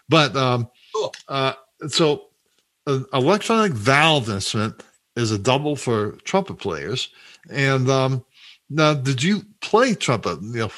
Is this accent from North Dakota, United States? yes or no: no; St. Louis, Missouri, United States; I grew up in St. Louis.